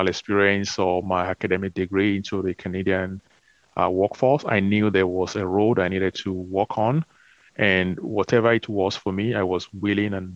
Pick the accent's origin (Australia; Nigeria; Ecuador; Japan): Nigeria; growing up in Nigeria